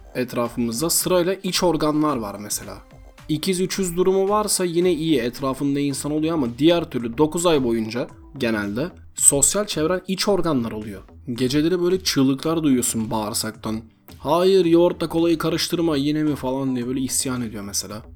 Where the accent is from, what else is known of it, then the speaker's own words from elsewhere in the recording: Buca, İzmir, Turkey; moved away; ben Bucalıyım